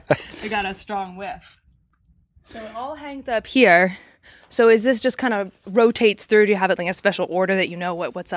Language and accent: English; Maryland, United States; so I grew up in Maryland, and Maryland historically has been a tobacco area.